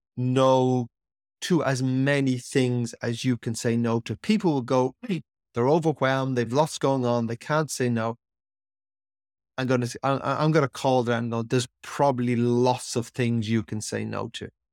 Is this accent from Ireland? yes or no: yes; Ireland; how I was brought up in Ireland as a young boy